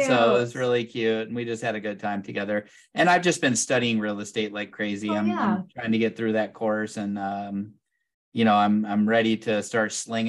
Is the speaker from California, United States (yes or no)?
yes; Southern California, United States; I'm from Southern California